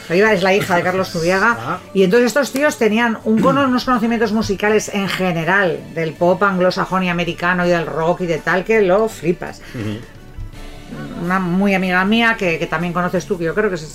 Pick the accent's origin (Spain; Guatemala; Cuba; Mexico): Spain; Bilbao, Basque Country; Soy de Bilbao